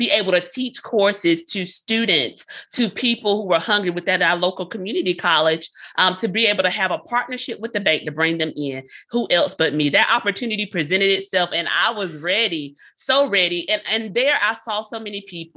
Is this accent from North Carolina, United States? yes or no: yes; Lumberton, North Carolina, United States; moved away as an adult; also born or lived in Fayetteville, North Carolina; I'm from North Carolina, Lumberton, North Carolina is where I'm from, born and raised